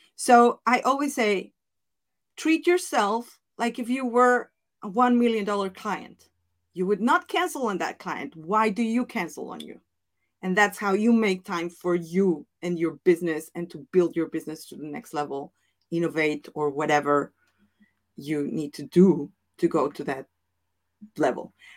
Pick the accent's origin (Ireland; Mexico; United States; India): Mexico; accent: Mexican; English is a second language; moved away as an adult; also born or lived in Italy; now in Netherlands; my Spanish accent, my Mexican accent